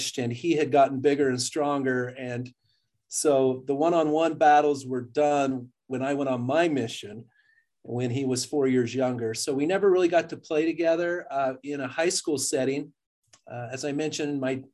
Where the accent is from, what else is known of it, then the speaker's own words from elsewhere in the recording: Richfield, Utah, United States; I grew up in Richfield, Utah, which is considered central